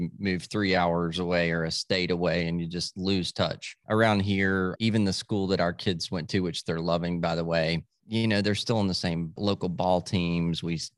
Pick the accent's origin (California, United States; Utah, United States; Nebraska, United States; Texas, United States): Texas, United States; Dallas; born there; So I was born in Dallas, but all my family's from Tennessee, all the southern states we lived.